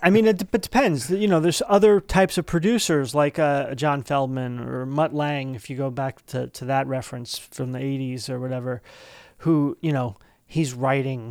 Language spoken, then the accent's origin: English; East Brunswick, New Jersey, United States; we're both from East Brunswick